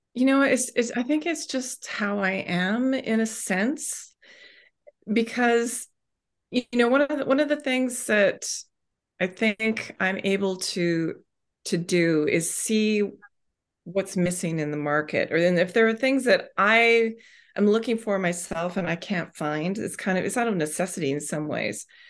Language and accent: English; Vancouver, British Columbia, Canada; moved away as an adult; now in Ontario, Canada; I grew up on the West Coast in, in Vancouver and came out here to Ontario